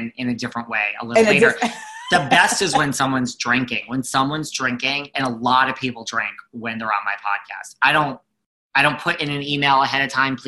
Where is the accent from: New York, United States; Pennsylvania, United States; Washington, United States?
New York, United States; accent: New York; I'm very New York